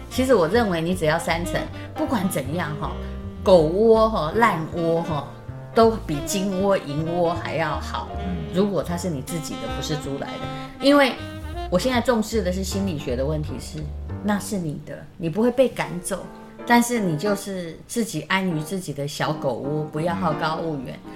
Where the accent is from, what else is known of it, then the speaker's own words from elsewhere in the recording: Yilan County, Taiwan; moved away as an adult; now in Taipei, Taiwan; 我那时候因为是宜兰人